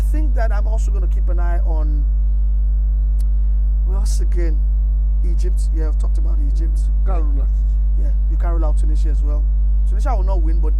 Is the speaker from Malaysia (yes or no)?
no; Nigeria; I'm Nigerian